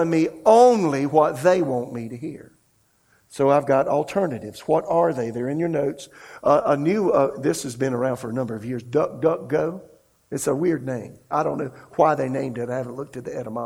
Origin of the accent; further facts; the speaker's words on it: South Carolina, United States; now in Raleigh, United States; I'm from South Carolina.